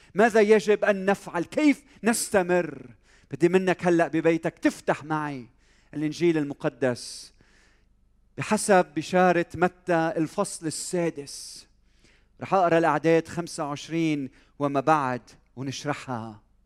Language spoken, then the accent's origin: Arabic; Lebanon; بلدنا لبنان وطننا لبنان وانا لبناني